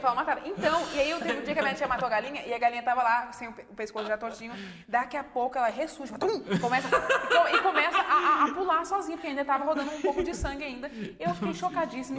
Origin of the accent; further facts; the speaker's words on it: Santa Maria, Rio Grande do Sul, Brazil; moved away; also born or lived in Rosário do Sul; eu sou de Santa Maria, eu morava